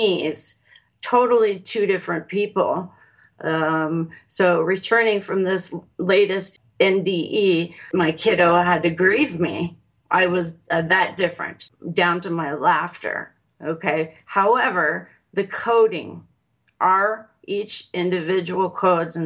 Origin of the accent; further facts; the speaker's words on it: Los Alamos, New Mexico, United States; I was born in Los Alamos, New Mexico